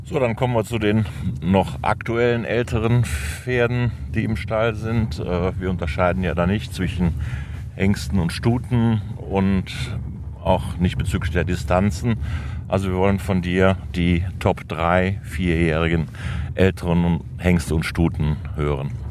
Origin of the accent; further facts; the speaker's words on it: Cologne, North Rhine-Westphalia, Germany; als Kölner